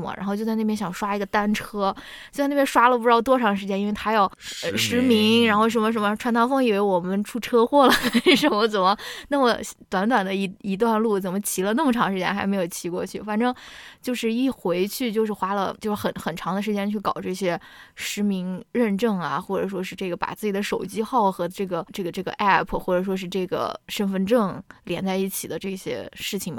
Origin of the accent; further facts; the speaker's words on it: China; now in United States; 我们是中国人